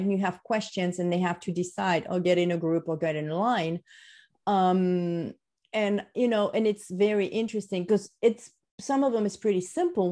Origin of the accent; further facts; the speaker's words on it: France; moved away; i'm french what else do you want to know right i grew up in france